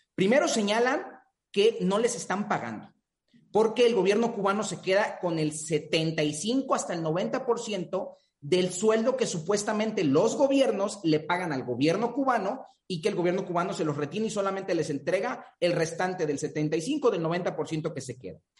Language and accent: Spanish; Mexico; nuestro país